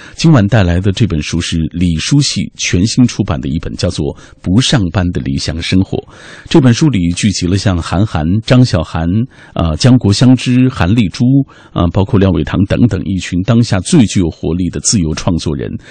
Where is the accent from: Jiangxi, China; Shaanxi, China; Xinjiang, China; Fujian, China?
Xinjiang, China; moved away as an adult; now in Beijing, China; 我从故乡新疆来到北京，啊，啊。就是因为我二十六岁之前一直在做汽车修理工